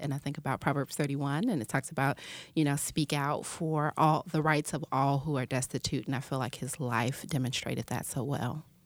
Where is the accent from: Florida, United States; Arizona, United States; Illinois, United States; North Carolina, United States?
Illinois, United States; Chicago; I'm from Chicago, Illinois